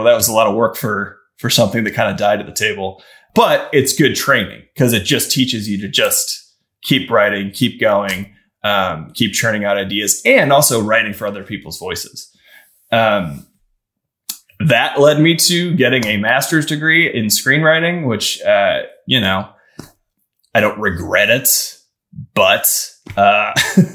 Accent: Midwest, United States; also born or lived in Chicago; I'm from the Midwest

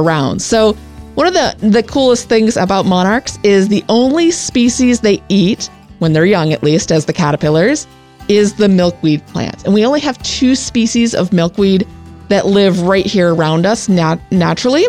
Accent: Pennsylvania, United States; now in Willows, United States; growing up in Pennsylvania

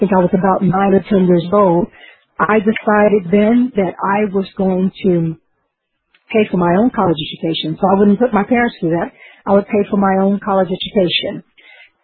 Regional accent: Arkansas, United States; my home state of Arkansas

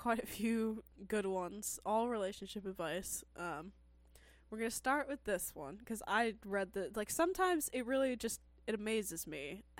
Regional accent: Scotland, United Kingdom; also born or lived in Glasgow; I was born in Moray, and I lived there until I was 7. Then I got taken into care and was there until I was 17. I left in June 2021, and I'm back in Moray.

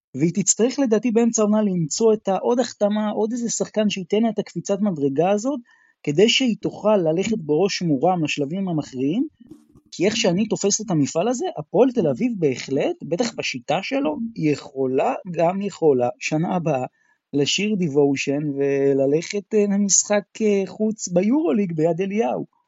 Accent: Israel; כישראלי, כאוהד כדורסל ישראלי

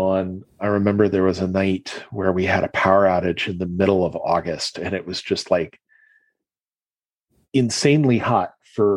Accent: Ohio, United States; I grew up in Ohio, mostly. I moved around a little bit because of my dad's job

